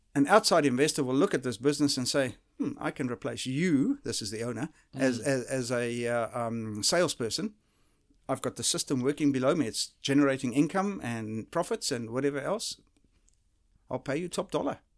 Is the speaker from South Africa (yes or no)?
yes; South Africa; moved away; the type of uh, environment that I grew up in South Africa